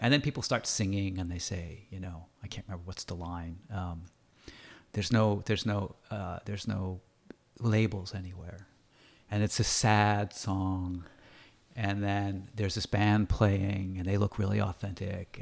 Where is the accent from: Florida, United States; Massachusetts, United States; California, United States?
Massachusetts, United States; Andover; now in Canada; I grew up in Andover, Massachusetts